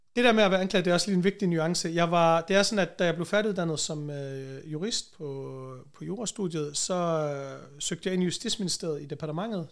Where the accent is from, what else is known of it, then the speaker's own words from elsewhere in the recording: Vejle, Southern Denmark, Denmark; accent: Jutlandic; moved away as an adult; now in Copenhagen, Denmark; Born and raised i Vejle, hvor jeg voksede op. Det meste af mit liv